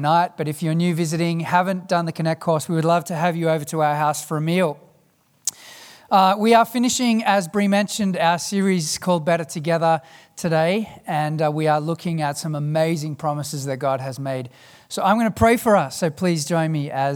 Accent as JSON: {"language": "English", "country": "South Africa", "said": "As a South African"}